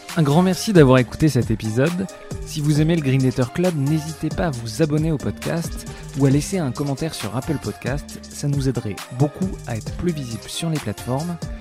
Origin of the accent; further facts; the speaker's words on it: France; en tant que Français